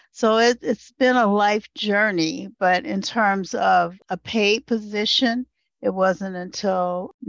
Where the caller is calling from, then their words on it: Michigan, United States; Hi, I'm calling in from Northeast Michigan, and Michigan is the land of the Three Fires tribes, the Ottawa, Odawa, and Potawatomi.